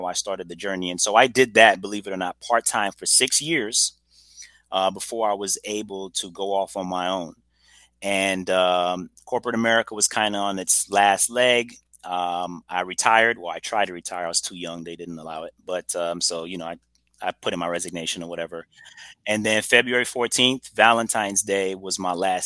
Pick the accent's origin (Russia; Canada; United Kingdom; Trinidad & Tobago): Trinidad & Tobago; also born or lived in Brooklyn, New York / Woodstock, Georgia; now in Atlanta, United States; I'm originally from Trinidad and Tobago. Was born in Brooklyn, New York, believe it or not. But I know nothing of Brooklyn. My mom was actually, vacationing. I grew up in Trinidad for the majority of my adolescence